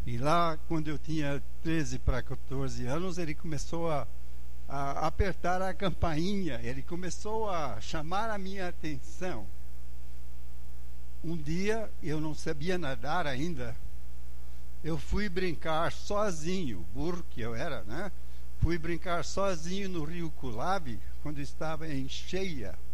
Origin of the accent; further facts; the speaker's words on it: Angola; born there; eu pessoalmente, que nasci lá em Angola, na África, onde meus pais eram missionários, se não tenho a cor da África é porque Deus deixou fora a cor, né? Ah, mas ah, sou africano.